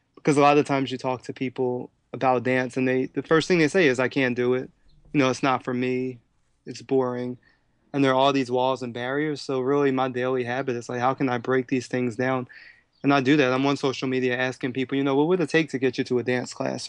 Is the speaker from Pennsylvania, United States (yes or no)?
yes; Philadelphia, Pennsylvania, United States; I'm born and raised in Philadelphia